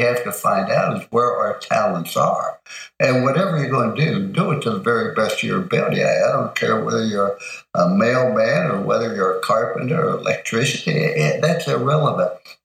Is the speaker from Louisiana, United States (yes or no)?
no; East Liverpool, Ohio, United States; also born or lived in Follansbee, West Virginia; we're raised in East Liverpool, Ohio. I was born in Fallsview, West Virginia. Those are my two hometown